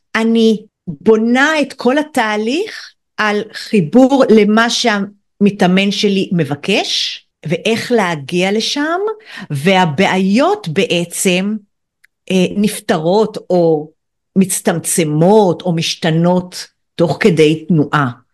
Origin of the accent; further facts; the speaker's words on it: Kiryat Bialik, Haifa District, Israel; אני גדלתי בקריית ביאליק